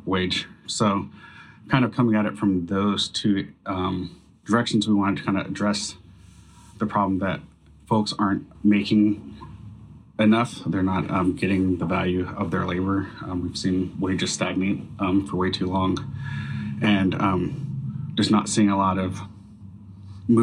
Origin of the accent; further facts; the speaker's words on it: Seattle, Washington, United States; moved away as an adult; now in Bellingham, United States; Growing up in Seattle and going to college in Bellingham